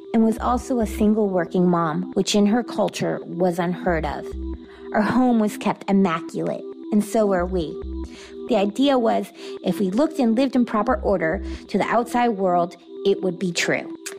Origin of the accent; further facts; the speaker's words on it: Atlanta, Georgia, United States; I'm from Atlanta, Georgia